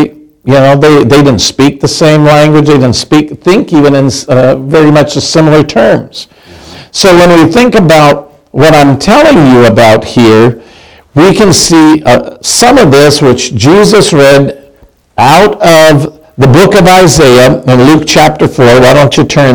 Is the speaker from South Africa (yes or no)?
no; Canada; now in United States; I'm Canadian